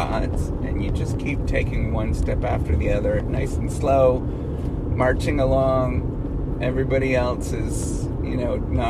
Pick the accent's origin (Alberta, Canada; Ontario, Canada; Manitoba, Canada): Ontario, Canada; Dryden; it's close to where my hometown is, in Dryden, Ontario